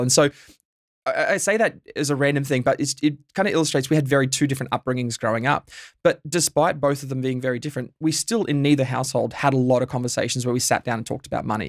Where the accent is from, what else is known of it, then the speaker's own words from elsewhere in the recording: Bundaberg, Queensland, Australia; now in Melbourne, Australia; I grew up in Bundaberg. I'm a, a Queenslander by birth